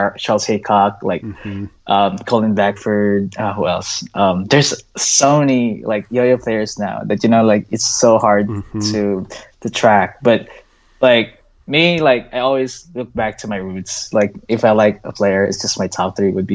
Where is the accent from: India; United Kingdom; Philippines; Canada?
Philippines; now in United States; We grew up together in the Philippines. We both moved here too